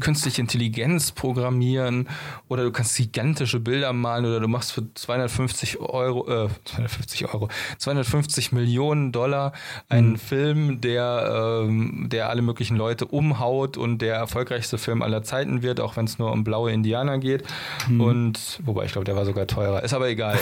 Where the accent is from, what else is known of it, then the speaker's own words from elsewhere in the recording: Germany; bei uns in Deutschland